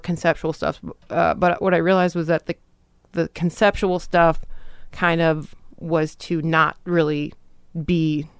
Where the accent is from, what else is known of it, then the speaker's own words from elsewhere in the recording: Trenton, Michigan, United States; Trenton, Michigan.